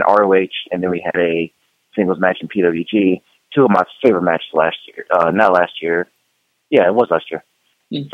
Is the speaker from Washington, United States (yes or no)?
no; Charlotte, North Carolina, United States; I started wrestling here in Charlotte, North Carolina, my hometown